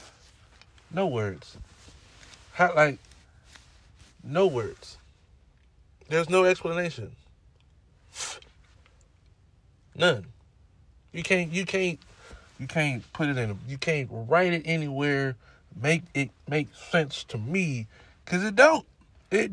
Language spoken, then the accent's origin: English; California, United States; I'm from California